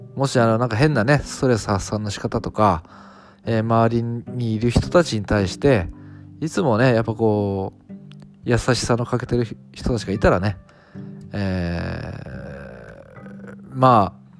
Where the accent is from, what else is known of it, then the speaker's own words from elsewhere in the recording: Fukuoka, Japan; 私地元は福岡なんですよね